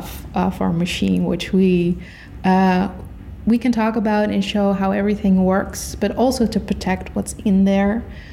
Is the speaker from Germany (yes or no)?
no; Netherlands; And I'm from the Netherlands.